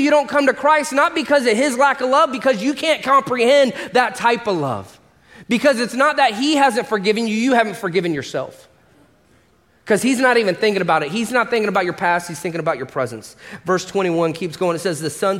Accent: Orlando, Florida, United States; moved away as an adult; also born or lived in Los Angeles / Atlanta; I was born and raised here in Orlando

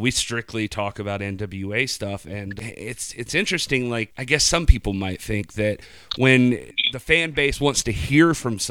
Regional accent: Waycross, Georgia, United States; I grew up in Waycross

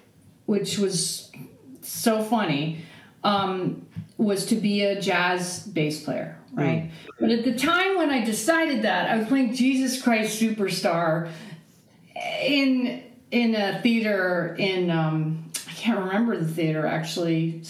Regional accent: Aptos, California, United States; Yeah, I'm from Santa Cruz, California. {S1} Okay. {S2} From a little town called Aptos.

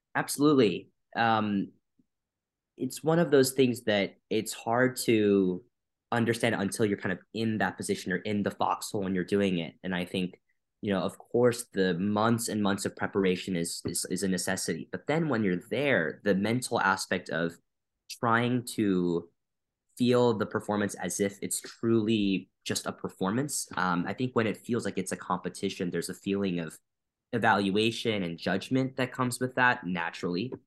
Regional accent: Wisconsin, United States; moved away as an adult; also born or lived in Chicago; now in Boston, United States; I was born and raised in Wisconsin, so I'm from the Midwest

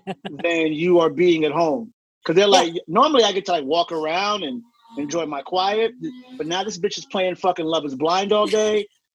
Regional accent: New York, United States; also born or lived in Los Angeles; I'm from New York.

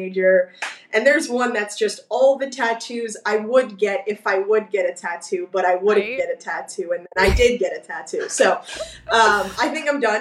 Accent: Burbank, California, United States; I grew up in Burbank.

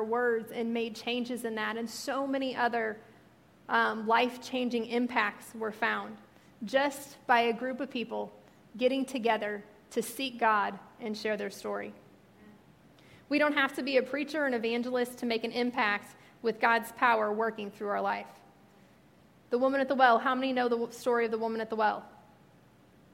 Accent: Missouri, United States; moved away; since I'm from Missouri, and all my family are from Missouri

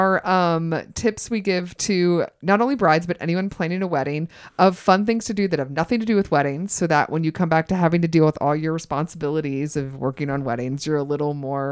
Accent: the South, United States; I'm a hick from the South

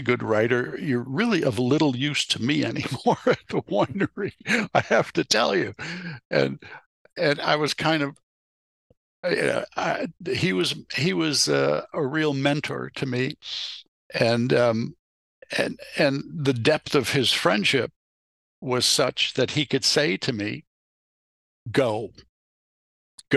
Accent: Chicago, Illinois, United States; moved away as an adult; also born or lived in Berkeley, California / Santa Rosa, California; Growing up in Chicago

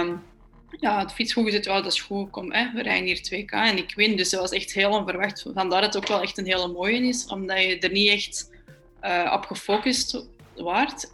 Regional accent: Belgium; voor ons als Belg

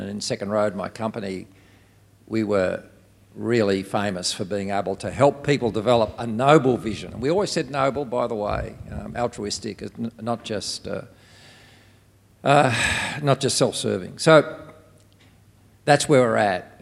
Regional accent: Australia; I'm from Australia.

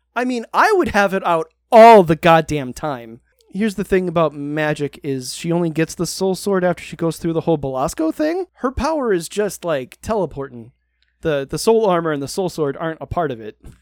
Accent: United States; I'm American

